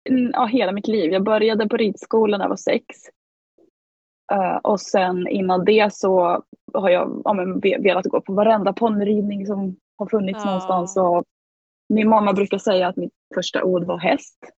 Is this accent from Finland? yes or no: yes; Finland; accent: mix of Gävle dialect, Finland Swedish and Stockholm; also born or lived in Gävle; now in Stockholm, Sweden; 30-plussare från Stockholm, men jag är född i Gävle och sen har jag bott halva mitt liv i Finland. Så flyttade jag hit nio år sedan faktiskt